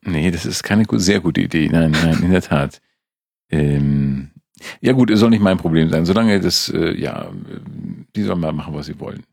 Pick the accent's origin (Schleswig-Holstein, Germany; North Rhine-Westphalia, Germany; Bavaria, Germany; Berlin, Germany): Schleswig-Holstein, Germany; the North; Ich komme aus dem Norden, ja, wo du einfach zehn Tage gehen musst, bevor du einen weiteren Menschen triffst